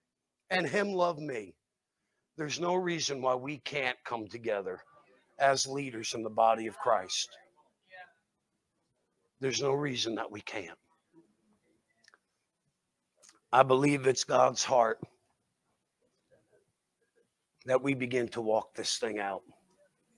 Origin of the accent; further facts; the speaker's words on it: New Jersey, United States; I'm from New Jersey